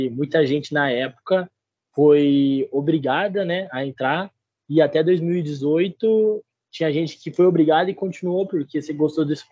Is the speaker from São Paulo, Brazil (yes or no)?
yes; Registro, São Paulo, Brazil; now in Ponta Grossa, Brazil; eu tenho 22 anos, curso engenharia elétrica. Eu sou do interior de São Paulo, cidade de Registro.